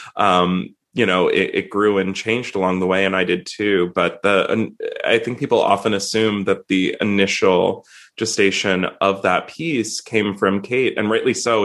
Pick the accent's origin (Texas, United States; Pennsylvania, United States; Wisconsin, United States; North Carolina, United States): Pennsylvania, United States; Swarthmore; I grew up near Swarthmore College, so I took like collegiate classes at the college when I was in high school